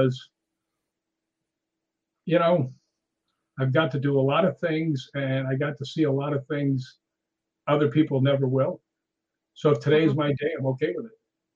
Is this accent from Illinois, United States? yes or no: yes; Chicago, Illinois, United States; now in California, United States; I grew up in Chicago, and you know, I've lived in California for forever now